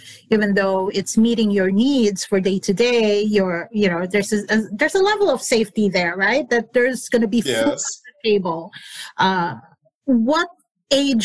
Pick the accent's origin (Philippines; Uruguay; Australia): Philippines; moved away; I grew up in the Philippines